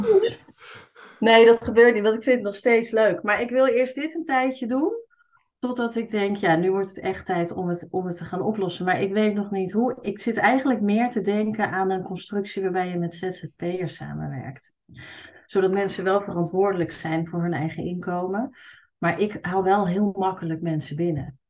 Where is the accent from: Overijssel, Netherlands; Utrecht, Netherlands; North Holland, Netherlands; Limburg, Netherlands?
Utrecht, Netherlands; accent: plat Utrechts; moved away; ik kom uit Utrecht oorspronkelijk. Dus ik kan heel goed plat Utrechts praten.